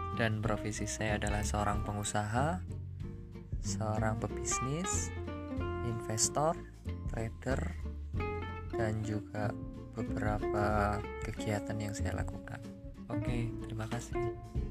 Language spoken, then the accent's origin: Indonesian; Malang, East Java, Indonesia; Saya asli Malang